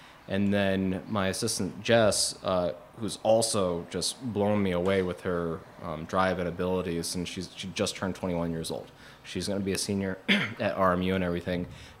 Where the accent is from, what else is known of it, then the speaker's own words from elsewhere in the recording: Youngstown, Ohio, United States; You know, I grew up in Youngstown, Ohio. Wanted to get out of Youngstown.